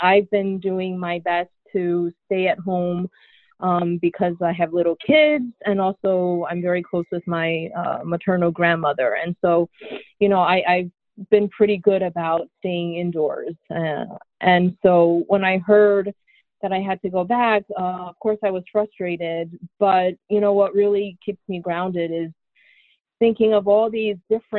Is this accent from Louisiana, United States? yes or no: no; New Yorker, United States; as a New Yorker